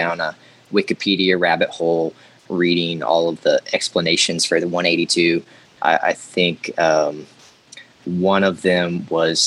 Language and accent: English; Arkansas, United States; I'm from Arkansas